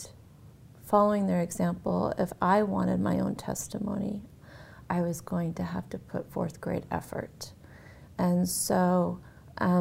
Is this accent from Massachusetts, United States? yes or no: yes; Massachusetts, United States; I grew up in Massachusetts and in a small town